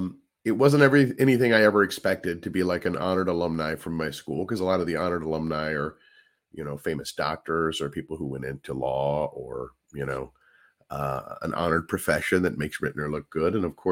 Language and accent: English; St. Louis, Missouri, United States; Yeah. Born in St. Louis. Traveled all around as a kid, but we always came back to St. Louis. That's my hometown.